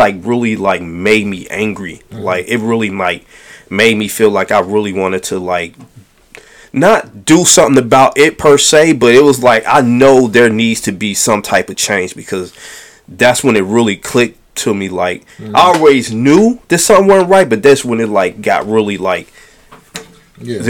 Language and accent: English; United States; I was born in America